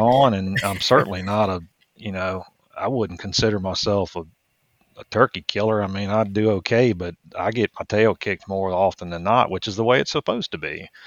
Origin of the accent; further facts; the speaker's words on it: Richmond, Virginia, United States; moved away as an adult; also born or lived in Mississippi / Louisiana; now in Georgia, United States; I grew up outside of Richmond